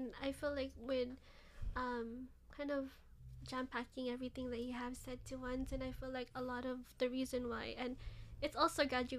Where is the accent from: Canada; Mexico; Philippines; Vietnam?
Philippines; first language Ilocano; English is a second language; It's so beautiful, and not giving this credit to my mother tongue of Ilocano, but it's just Bisaya, Cebuano has a lot of kind of deep meanings.